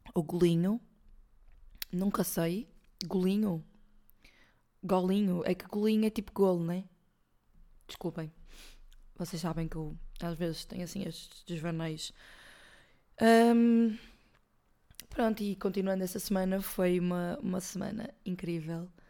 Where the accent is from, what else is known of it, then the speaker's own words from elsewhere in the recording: Porto, Norte, Portugal; somos do Porto